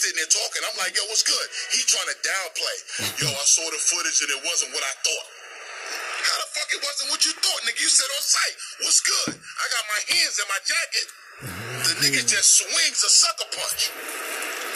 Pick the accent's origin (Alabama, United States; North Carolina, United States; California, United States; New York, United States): New York, United States; New York City; I'm from Brooklyn, New York. Amboy, Blake and Sutter, Brownsville, born and raised.